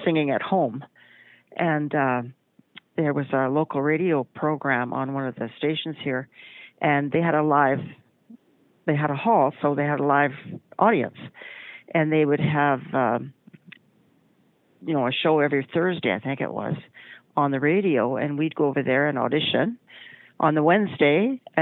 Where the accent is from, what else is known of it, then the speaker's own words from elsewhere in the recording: Edmonton, Alberta, Canada; also born or lived in Lethbridge, Alberta; I was born in Lethbridge, Alberta, and I grew up mostly around Edmonton